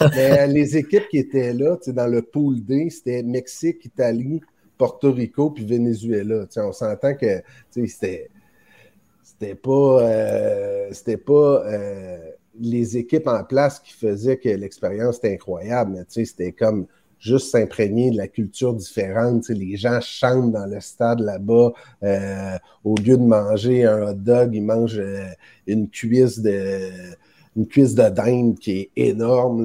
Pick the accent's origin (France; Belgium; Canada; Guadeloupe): Canada; Montreal, Quebec; je viens de Montréal